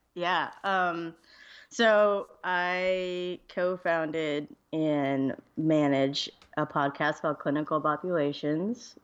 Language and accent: English; Georgia, United States; moved away; I'm from Georgia originally